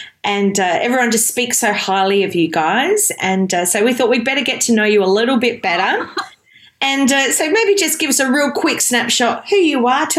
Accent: Adelaide, South Australia, Australia; as an Adelaide girl

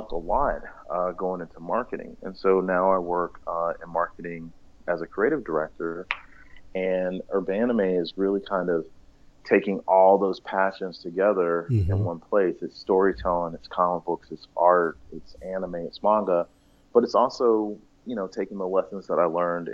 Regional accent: Greensboro, North Carolina, United States; moved away; I grew up in Greensboro, North Carolina

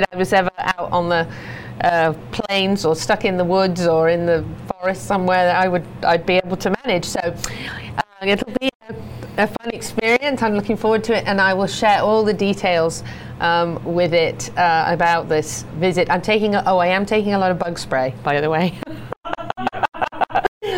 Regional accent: United Kingdom; being British.

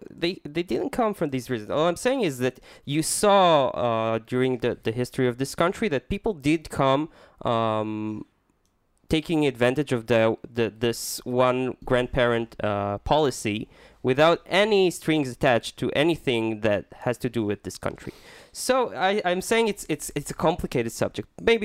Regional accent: Minnesota, United States; accent: Minnesota; Yeah. It's my Minnesota accent.

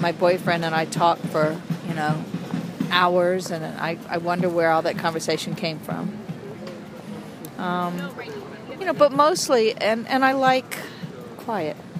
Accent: Asheville, North Carolina, United States; I'm from Asheville

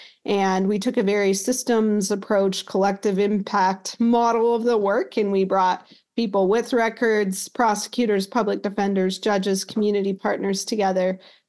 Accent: Utah, United States; I grew up in Utah.

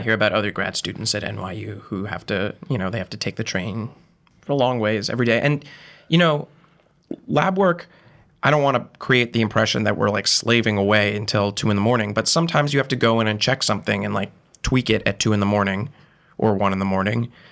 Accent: Monterey, Massachusetts, United States; moved away as an adult; also born or lived in Providence, Rhode Island; now in New York, United States; I'm from Monterey, Massachusetts, town of, like, a thousand people. And, uh, I, I grew up there, essentially

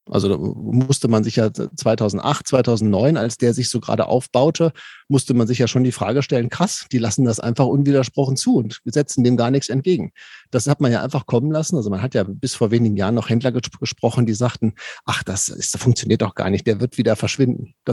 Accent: Paderborn, North Rhine-Westphalia, Germany; ich komme aus Paderborn, wenn ich jetzt meinem Paderborner Endverbraucher beibringe

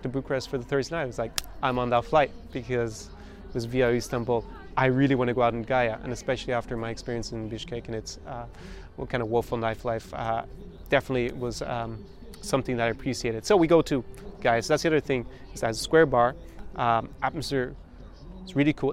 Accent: Ireland; As an Irishman

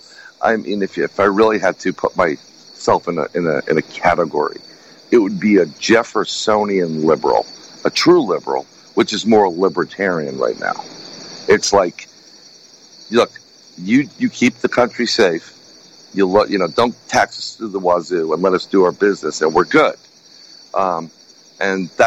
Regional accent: New York City, New York, United States; growing up in New York City, we're born and raised and I still live there.

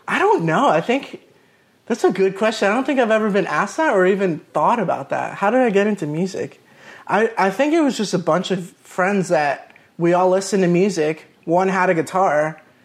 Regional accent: Melbourne Beach, Florida, United States; moved away as an adult; now in Orlando, United States; I grew up in Melbourne Beach, Florida, which is an, an hour from here in Orlando.

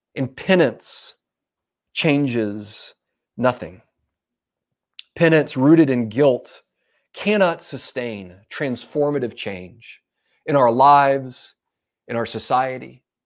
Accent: United States; as a pastor, as a husband, as a father, as an American

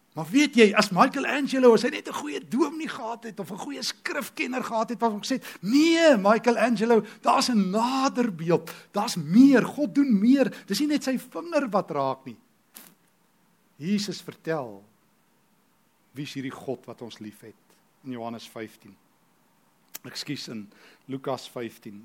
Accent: South Africa; ek is 'n Christen Afrikaner

